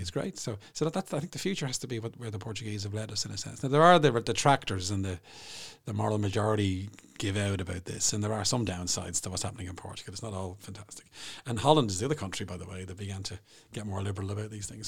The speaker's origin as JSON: {"language": "English", "town": "Bray", "region": "Leinster", "country": "Ireland", "tie": "born or raised there", "said": "Bray, my hometown"}